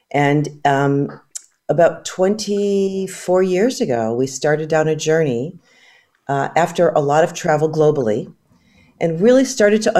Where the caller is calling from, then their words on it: California, United States; I'm phoning in from the West Coast. We're uh, Bay Area based.